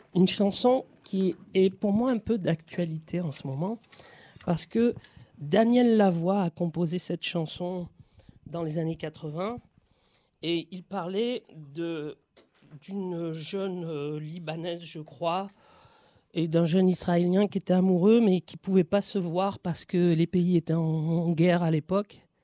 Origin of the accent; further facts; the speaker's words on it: Marseille, Provence-Alpes-Côte d'Azur, France; cette ville où mon père est arrivé en 1956 et en arrivant là, il change son destin en fait et en changeant son destin, il change le mien puisque je suis né en France